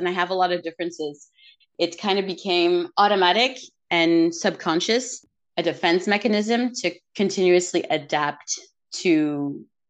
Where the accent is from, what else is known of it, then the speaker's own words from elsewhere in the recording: Montreal, Quebec, Canada; first language English; I was born here in Montreal.